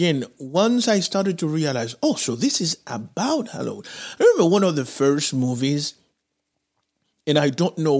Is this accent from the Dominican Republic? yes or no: yes; Santo Domingo, Dominican Republic; moved away; also born or lived in Haiti; I grew up in Santo Domingo living next to a movie theater.